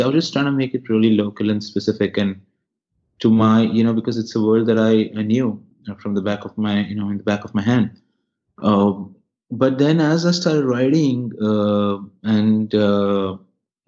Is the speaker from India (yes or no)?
yes; Mumbai, Maharashtra, India; I grew up in Bandra